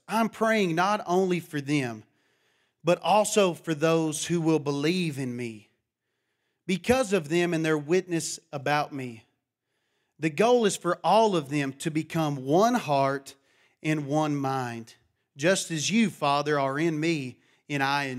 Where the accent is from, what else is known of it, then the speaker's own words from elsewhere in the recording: Matador, Texas, United States; A lot of people think I'm from Louisiana when they hear me talk. They don't think I'm from Texas. They said, man, you got to be Cajun. I said, no, I'm from Matador, Texas.